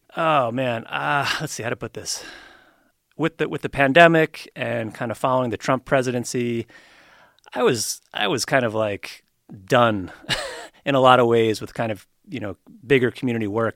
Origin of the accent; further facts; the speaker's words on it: New York, United States; also born or lived in Colorado / San Francisco / Keene, New Hampshire; now in Reno, United States; I grew up in New York